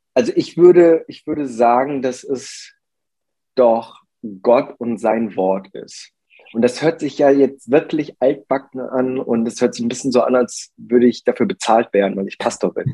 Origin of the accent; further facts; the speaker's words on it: Germany; ich bin in Deutschland geboren und aufgewachsen, aber mein Ursprung liegt äh, in Korea